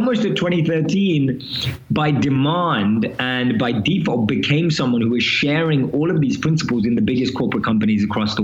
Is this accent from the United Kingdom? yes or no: yes; London, United Kingdom; moved away as an adult; now in New York City, United States; I'm born and raised in London, as you can probably tell from my accent